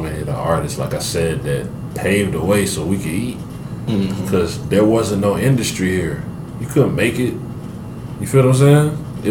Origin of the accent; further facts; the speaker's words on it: Atlanta, Georgia, United States; before I went to college, I was from Atlanta. Mm-hmm. I only know how to deal with Atlanta people.